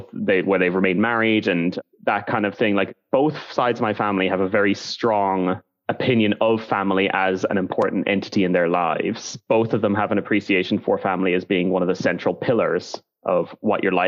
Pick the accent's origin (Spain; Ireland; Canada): Ireland; now in Edinburgh, United Kingdom; I am an Irish man who is now living in the United Kingdom.